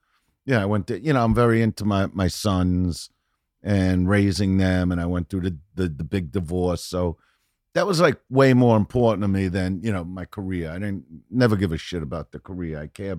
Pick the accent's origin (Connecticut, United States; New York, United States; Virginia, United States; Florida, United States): New York, United States; Brooklyn; And I'm from Brooklyn. I raise my boys.